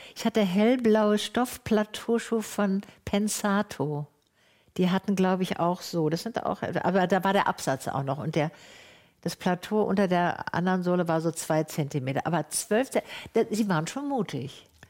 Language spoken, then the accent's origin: German; Tübingen, Baden-Württemberg, Germany; Ich bin ja in Tübingen aufgewachsen